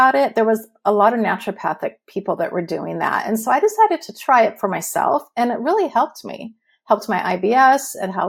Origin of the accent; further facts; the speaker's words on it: Huntington Beach, California, United States; moved away as an adult; also born or lived in eastern Washington; now in Washington, United States; I grew up in Huntington Beach, California, and I was living there until 2016 when we moved.